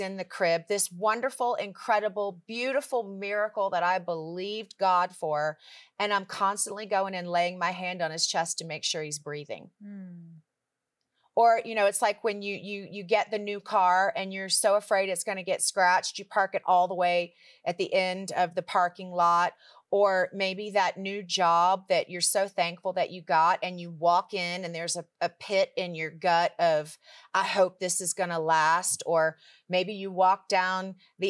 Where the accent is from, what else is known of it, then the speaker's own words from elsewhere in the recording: Richmond, Virginia, United States; I grew up in Richmond, Virginia, and I grew up in church